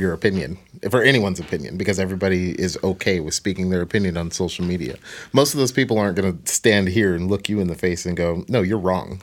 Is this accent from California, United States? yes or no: no; Portland, Oregon, United States; I'm from Portland